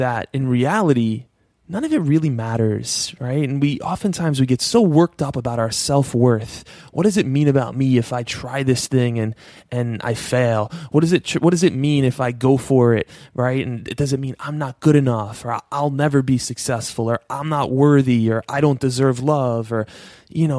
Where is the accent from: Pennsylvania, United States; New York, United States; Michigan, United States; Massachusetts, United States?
New York, United States; I'm from New York. I live in New York